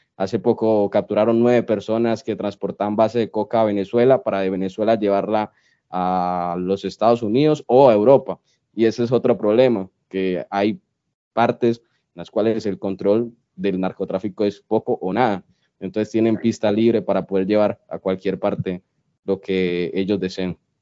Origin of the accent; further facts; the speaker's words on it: Colombia; somos colombianos